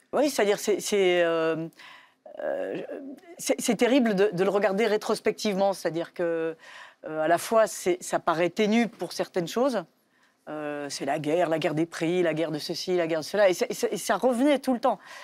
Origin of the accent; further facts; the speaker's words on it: Belgium; now in France; je suis française, mais j'ai grandi en Belgique